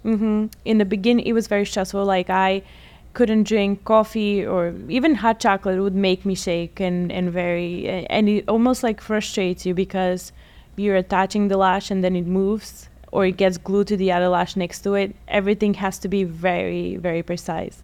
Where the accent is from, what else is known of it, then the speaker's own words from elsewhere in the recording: Bulgaria; also born or lived in Atlantic City, United States; now in United States; I am originally from Bulgaria. I've been in the States for about 18 years now.